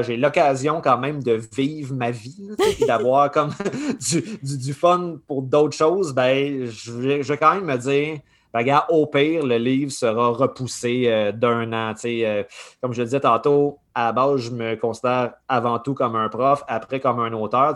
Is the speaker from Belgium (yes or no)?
no; Saint-Eustache, Quebec, Canada; je viens de Saint-Eustache, sur la rive nord